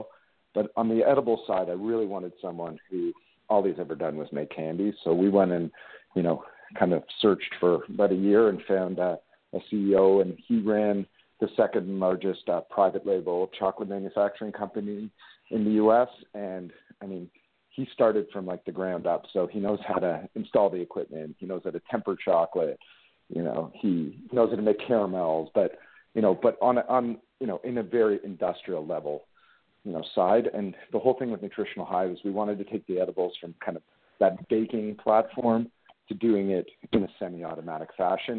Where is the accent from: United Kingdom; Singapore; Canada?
Canada; Being a Canadian boy